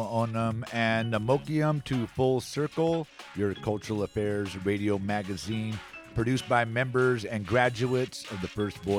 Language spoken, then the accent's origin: English; Antioch, California, United States; Antioch, California, my hometown.